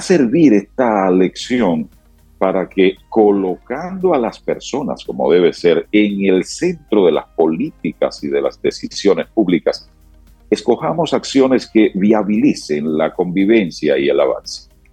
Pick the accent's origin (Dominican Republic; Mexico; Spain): Dominican Republic; Santiago Rodríguez; now in Santo Domingo, Dominican Republic; Santiago Rodríguez, mi provincia natal